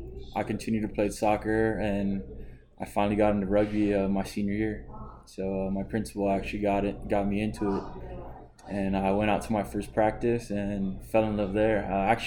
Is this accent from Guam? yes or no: yes; Guam; also born or lived in San Diego; now in Houston, United States; I was born and raised in Guam, lived there my whole life